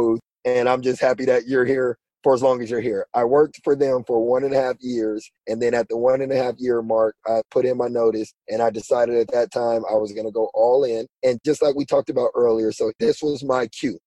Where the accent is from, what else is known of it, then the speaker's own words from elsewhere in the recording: Pasadena, California, United States; moved away as an adult; also born or lived in Las Vegas, Nevada; I grew up in Pasadena in Southern California